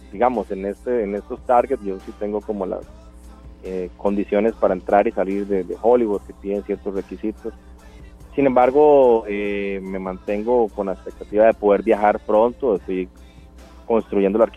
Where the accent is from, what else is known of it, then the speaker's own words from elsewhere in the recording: Punta Arenas, Magallanes, Chile; quizás es porque yo soy de Punta Arenas y, lo vivo, entonces me gustaría hablar de eso.